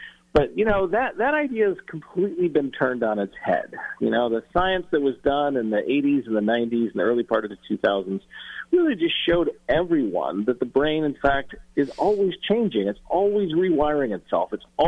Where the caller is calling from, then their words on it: San Francisco, California, United States; I'm calling you from San Francisco